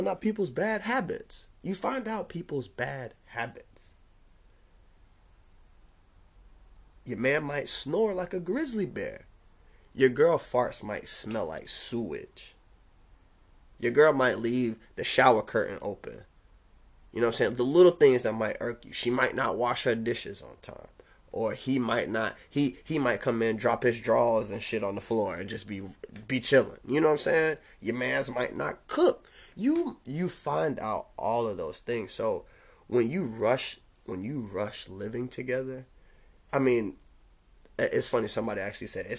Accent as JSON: {"language": "English", "town": "Jacksonville", "region": "Florida", "country": "United States", "tie": "born or raised there", "also_born_or_lived": "DeLand", "said": "I'm from Jacksonville"}